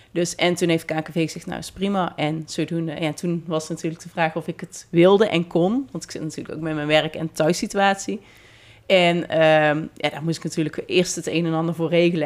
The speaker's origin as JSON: {"language": "Dutch", "country": "Netherlands", "said": "als Nederlander"}